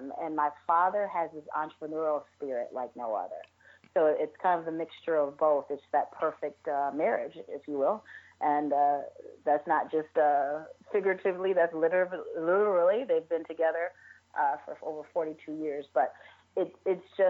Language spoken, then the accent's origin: English; Chicago, Illinois, United States; also born or lived in New York / Las Vegas; Born and raised in the west suburbs of Chicago.